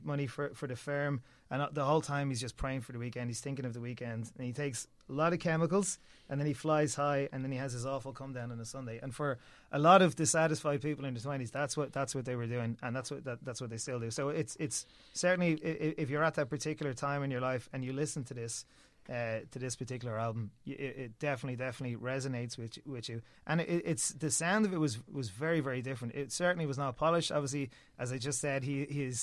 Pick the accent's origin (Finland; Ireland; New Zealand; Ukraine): Ireland